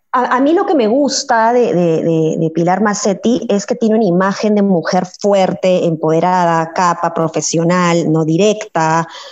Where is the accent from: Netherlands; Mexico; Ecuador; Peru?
Peru; Como, como peruana, como ciudadana